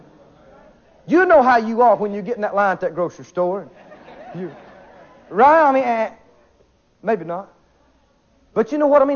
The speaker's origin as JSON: {"language": "English", "region": "the South", "country": "United States", "said": "I'm from the South"}